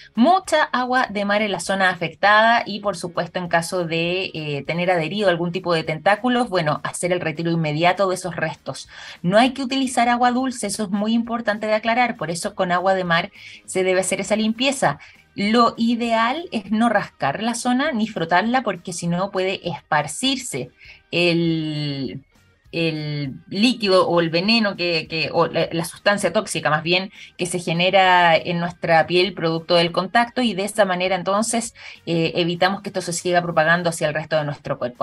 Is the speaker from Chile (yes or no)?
yes; Chile; nosotros en nuestro país